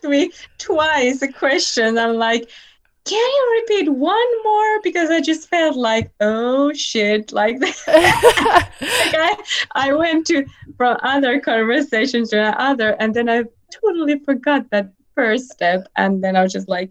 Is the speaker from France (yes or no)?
no; Finland; first language Finnish; English is a second language; I am from Finland